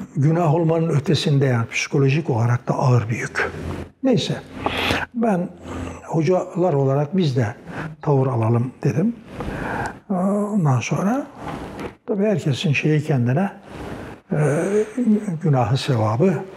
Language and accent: Turkish; Çorum, Çorum Province, Turkey; also born or lived in Erzurum (paternal family); now in Bursa, Turkey; ben bin dokuz yüz otuz dört yılında Çorum'da dünyaya geldim.